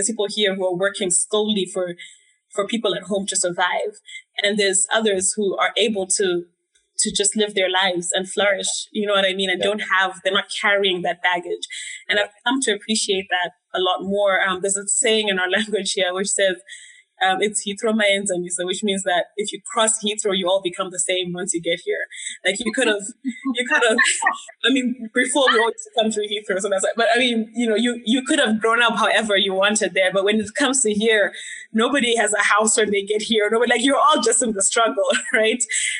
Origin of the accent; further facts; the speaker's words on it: Zimbabwe; moved away; But I remember when I first moved here, I was quite surprised at some of the like hostility I was getting from Zimbabweans. Yeah, okay. I thought we'd all be like, oh yeah, you know, Zimbo for life.